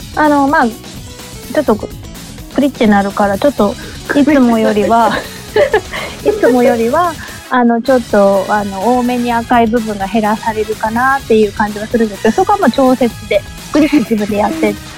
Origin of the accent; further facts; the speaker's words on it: Fukuoka, Japan; 私も福岡出身なので